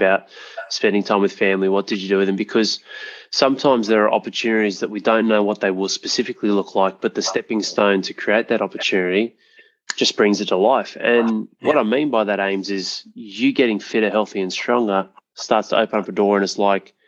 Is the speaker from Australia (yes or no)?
yes; Penrith, New South Wales, Australia; moved away; I went past my hometown. I grew up in Penrith.